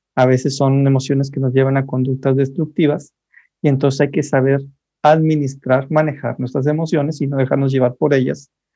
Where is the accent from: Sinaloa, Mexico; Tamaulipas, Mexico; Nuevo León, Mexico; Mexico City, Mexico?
Nuevo León, Mexico; Monterrey; yo soy de Monterrey